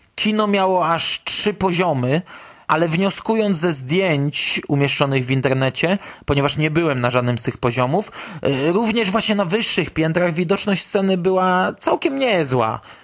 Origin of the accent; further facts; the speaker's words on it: Poland; jesteśmy grupą fanów z Polski